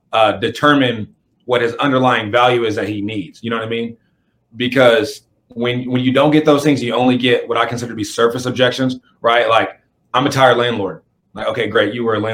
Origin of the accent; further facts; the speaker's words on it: Kansas, United States; moved away; I'm originally from Kansas.